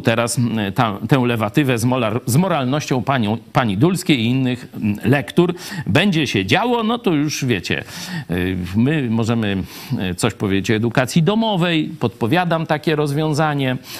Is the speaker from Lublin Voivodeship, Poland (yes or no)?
yes; Lublin, Lublin Voivodeship, Poland; ja z Lublina